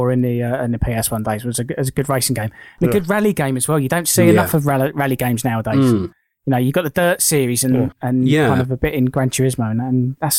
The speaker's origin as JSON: {"language": "English", "town": "Southend-on-Sea", "region": "East of England", "country": "United Kingdom", "tie": "born or raised there", "said": "because I'm from Southend"}